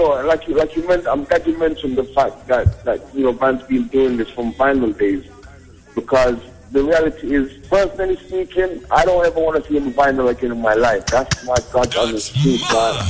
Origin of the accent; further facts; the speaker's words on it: Jamaica; I'm like, no, I'm a Jamaican, man.